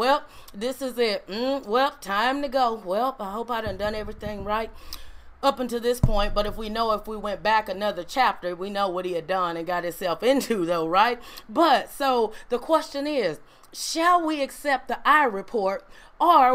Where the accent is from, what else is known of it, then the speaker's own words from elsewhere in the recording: Ruleville, Mississippi, United States; I was born in Ruleville Community Hospital